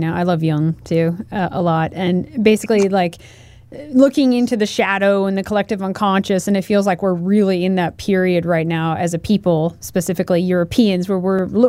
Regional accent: Oregon, United States; Growing up in America, me too, growing up in Oregon, like, you didn't, I'm white or whatever. I knew I was Russian, though, so I had a whole heritage and history there.

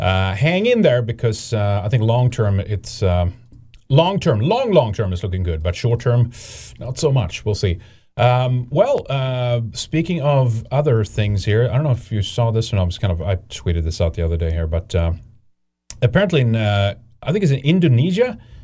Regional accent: Pennsylvania, United States; I mean, I'm from Pennsylvania

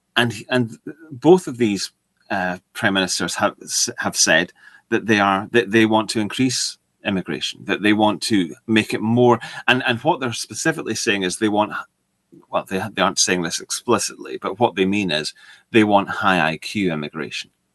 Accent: United Kingdom; I'm British

